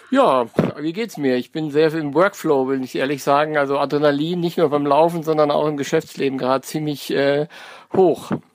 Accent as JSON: {"language": "German", "region": "North Rhine-Westphalia", "country": "Germany", "moved": "yes", "lives_now": "Frankfurt, Germany", "said": "ich komme gar nicht aus Hessen, sondern bin aus NRW"}